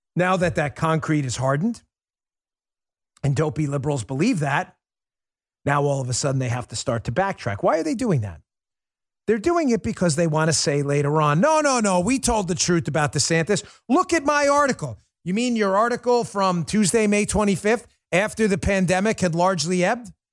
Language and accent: English; New York, United States; I grew up in New York